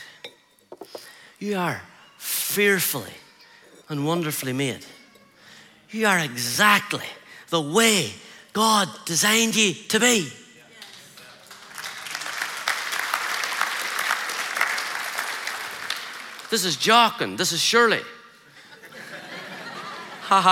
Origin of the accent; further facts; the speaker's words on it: Ireland; I'm just an Irish guy